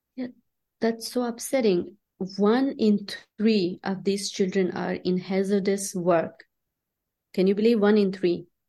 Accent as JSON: {"language": "English", "town": "Chitral", "region": "Khyber Pakhtunkhwa", "country": "Pakistan", "tie": "born or raised there", "also_born_or_lived": "Islamabad, Pakistan", "moved": "yes", "said": "I grew up in Pakistan"}